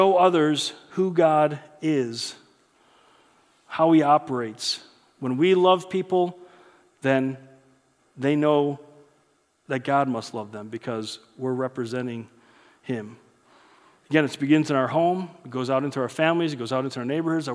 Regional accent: United States; growing up in the United States

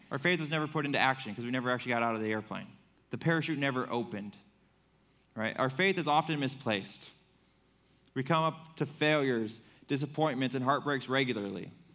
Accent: Fremont, United States; moved away as an adult; I grew up in Fremont

